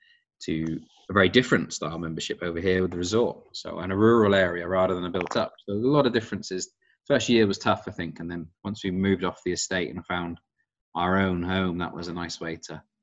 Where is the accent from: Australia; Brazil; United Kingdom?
United Kingdom; Devon and Cornwall, South West England; moved away as an adult; also born or lived in Sunningdale / Mount Juliet, Ireland; now in Ireland; I grew up in Devon and Cornwall, played for county sides over that side